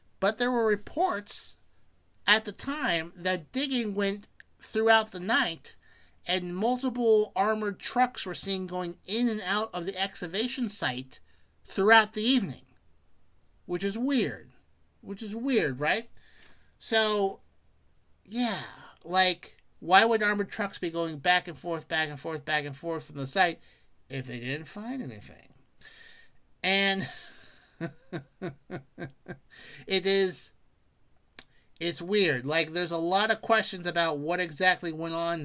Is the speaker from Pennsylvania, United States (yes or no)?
yes; Pennsylvania, United States; the great Commonwealth of Pennsylvania, my home state